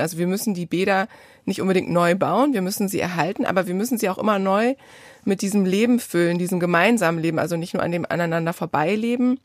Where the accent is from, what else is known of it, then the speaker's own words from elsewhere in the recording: Bad Bodenteich, Lower Saxony, Germany; moved away; in dem Freibad meiner Kindheit in Bad Bodenteich